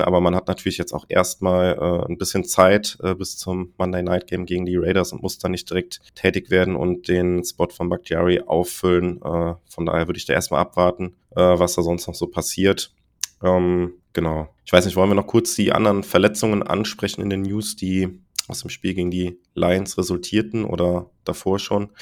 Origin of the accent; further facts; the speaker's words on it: Germany; weil wir da als Deutsche vor ihm standen